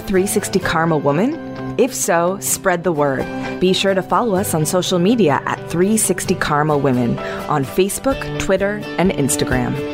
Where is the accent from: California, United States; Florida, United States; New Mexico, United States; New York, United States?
New Mexico, United States; moved away; I grew up in New Mexico